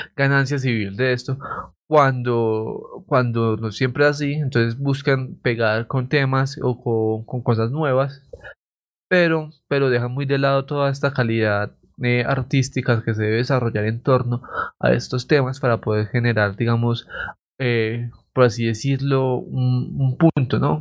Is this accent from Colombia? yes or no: yes; Coffee Axis, Eje Cafetero, Colombia; en esta parte del eje cafetero